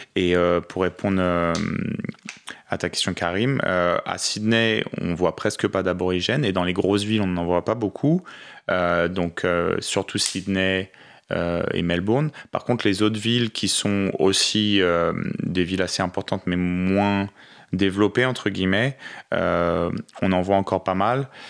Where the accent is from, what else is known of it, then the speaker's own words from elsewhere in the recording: France; first language French; moved away as an adult; also born or lived in Paris; now in Australia; je suis français